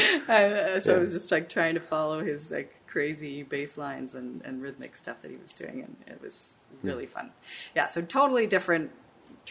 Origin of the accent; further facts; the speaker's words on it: Menlo Park, California, United States; We grew up like not far from this camp. We're from Menlo Park, which is just an hour north of where we are right now